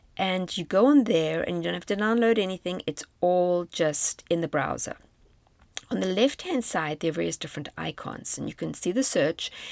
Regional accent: South Africa; moved away as an adult; South Africa on a virtual trip, my home country

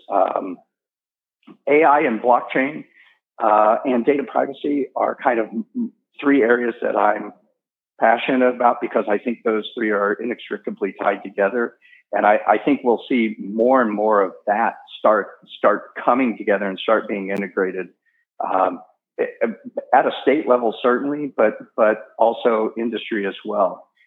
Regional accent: St. Louis, Missouri, United States; now in North Dakota, United States; Uh, again, I came from St. Louis, and I was actually one of those people who said, "Sure, I'll move to North Dakota. That sounds like fun."

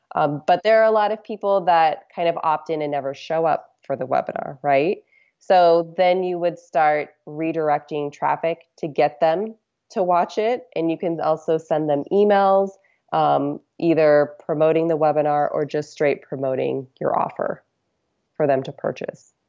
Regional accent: Alaska, United States; I'm from Alaska, so we did a lot of ocean fishing.

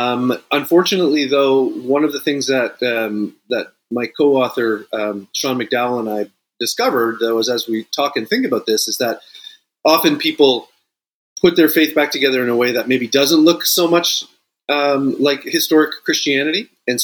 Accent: Sault Ste. Marie, Ontario, Canada; now in United States; Yeah, I am. I am a Canadian, a lifelong Toronto Maple Leafs fan.

